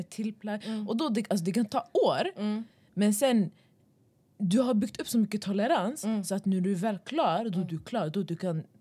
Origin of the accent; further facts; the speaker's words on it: Stockholm, Stockholm County, Sweden; vi kommer ändå från Västerort